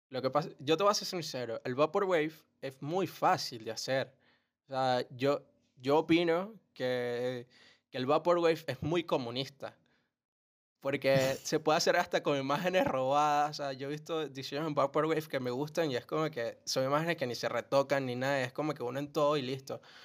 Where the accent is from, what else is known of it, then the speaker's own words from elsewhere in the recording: Venezuela; nosotros que somos de Venezuela